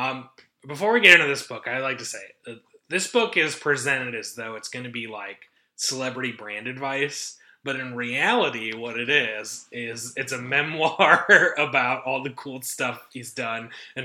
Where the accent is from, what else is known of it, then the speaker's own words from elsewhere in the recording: Midwest, United States; accent: Midwestern; I have Midwestern mouth.